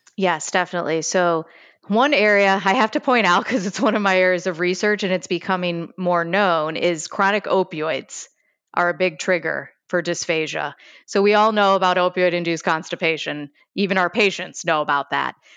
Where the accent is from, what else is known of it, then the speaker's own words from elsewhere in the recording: Chicago, Illinois, United States; accent: Chicago; I'm from Chicago, so I have a little bit of a Chicago accent